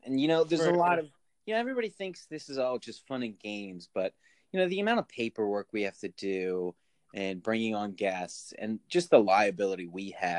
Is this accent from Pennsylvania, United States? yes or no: yes; Philadelphia, Pennsylvania, United States; I'm from Philly